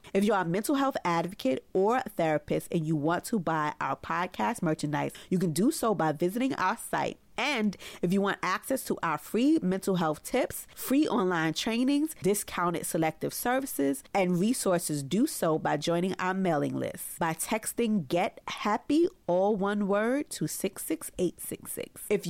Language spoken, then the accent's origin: English; Brooklyn, New York, United States; born or raised there